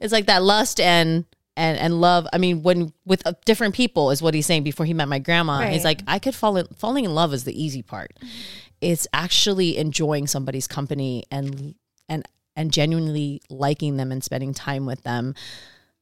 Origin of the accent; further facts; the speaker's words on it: Samoa; first language Samoan; English is a second language; moved away as an adult; now in Long Beach, United States; growing up in Samoa in our two-channel TV